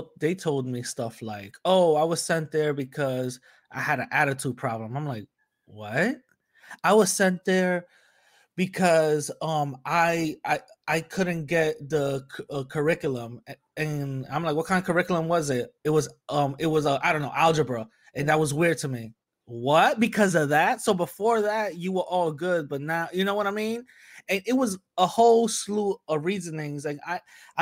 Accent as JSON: {"language": "English", "town": "New York City", "region": "New York", "country": "United States", "tie": "born or raised there", "said": "growing up in New York City, there are some small pockets, but usually we're all, you know, together, Black and Latin people, we're all growing up together"}